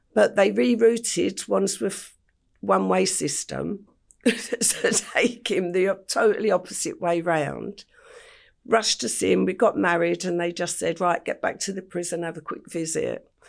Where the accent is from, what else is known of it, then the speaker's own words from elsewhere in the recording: London, United Kingdom; I grew up in Stepney in the heart of the East End